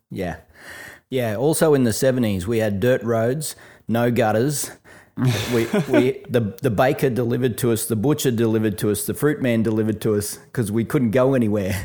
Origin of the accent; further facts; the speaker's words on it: Brisbane, Queensland, Australia; when I was a kid growing up in Brisbane